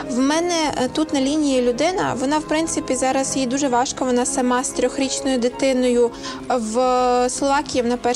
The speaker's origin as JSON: {"language": "Slovak", "town": "Mukachevo", "region": "Zakarpattia Oblast", "country": "Ukraine", "second_language": "Slovak", "moved": "as an adult", "lives_now": "Slovakia", "said": "Ja som z Mukačeva, to je mesto v Ukrajine pri hranicách so Slovenskom. Moje rodina je celá na Ukrajine. Ja som tu vlastne sama."}